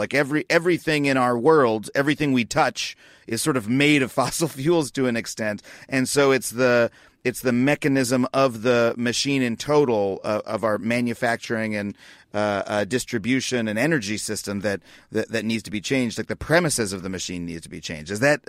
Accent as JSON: {"language": "English", "country": "United States", "tie": "born or raised there", "said": "what I have experienced, again, growing up in America"}